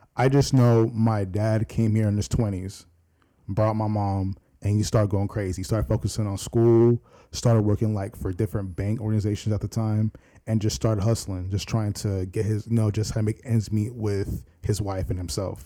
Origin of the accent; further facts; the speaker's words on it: Virginia Beach, Virginia, United States; also born or lived in Norfolk, Virginia; I was born in Norfolk, but raised in Virginia Beach